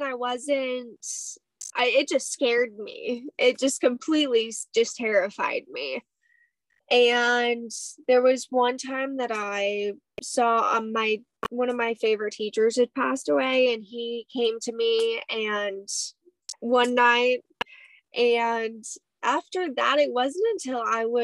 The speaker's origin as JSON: {"language": "English", "region": "Hawaii", "country": "United States", "tie": "born or raised there", "moved": "yes", "said": "I grew up in Hawaii for 10 years of my life."}